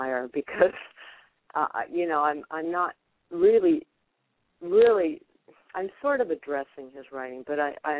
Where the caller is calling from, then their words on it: Huntington Beach, California, United States; Huntington Beach.